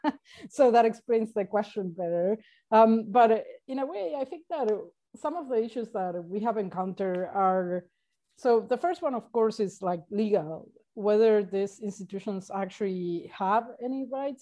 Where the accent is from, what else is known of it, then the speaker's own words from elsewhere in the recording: Argentina; now in Uruguay; I'm originally from Argentina, but I'm currently living in Uruguay